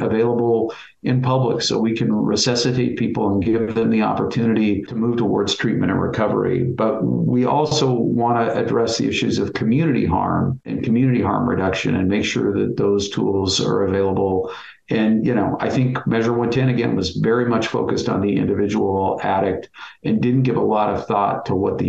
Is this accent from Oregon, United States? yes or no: yes; Bend, Oregon, United States; I was born and raised in Bend